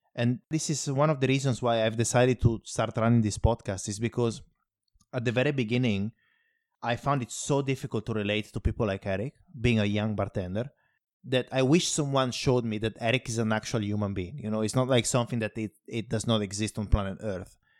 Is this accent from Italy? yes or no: yes; Italy; moved away; In my hometown, for instance, it's like, I come from a very small place. About seven hundred and fifty people live there